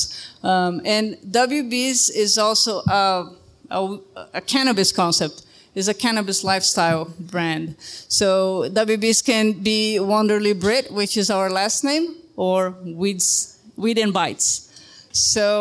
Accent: Brazil; now in Ogden, United States; I'm from Brazil

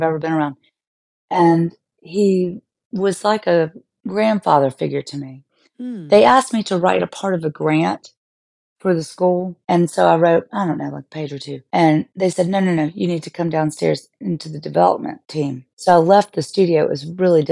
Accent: Augusta, Georgia, United States; moved away; also born or lived in New York; I grew up in Augusta, Georgia.

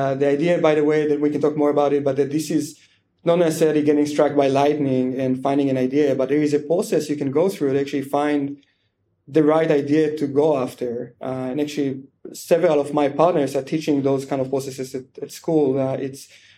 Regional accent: Israel; moved away as an adult; I grew up in Israel in a very small town

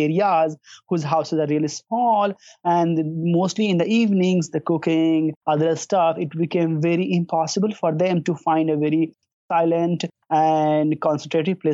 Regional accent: India; moved away as an adult; now in Tampa, United States; I'm from India.

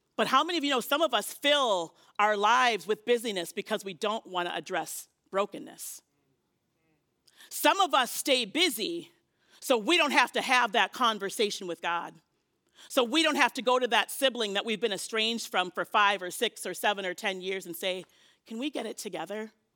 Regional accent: Minnesota, United States; I'm Minnesotan

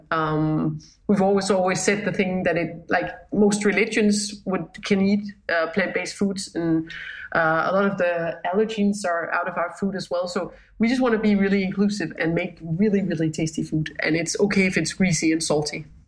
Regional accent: Jutland, Denmark; we're too much from Jutland

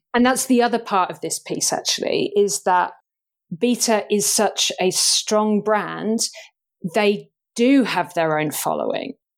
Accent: United Kingdom; I'm thoroughly British

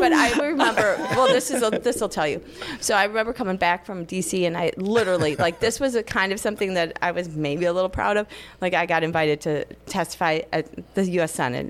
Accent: Minnesota, United States; I'm from Minnesota

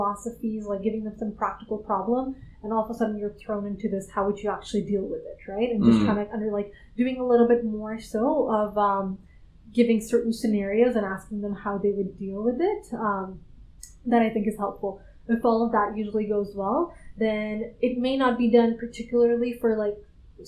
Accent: Canada; moved away as an adult; also born or lived in Silicon Valley / London; I'm originally from Canada. That's where I did undergrad in grad school.

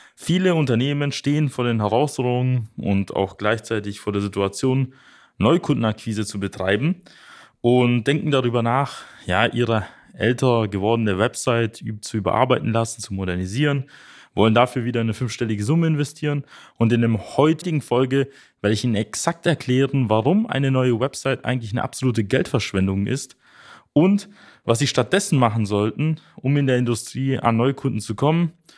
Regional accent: Germany; bei uns in Deutschland

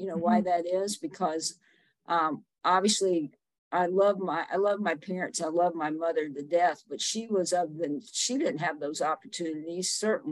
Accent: Summerville, South Carolina, United States; moved away as an adult; now in Asheville, United States; I grew up in Somerville, South Carolina

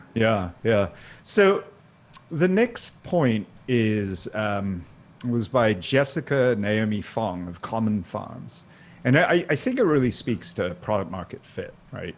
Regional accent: Singapore; now in Maryland, United States; I grew up in Singapore

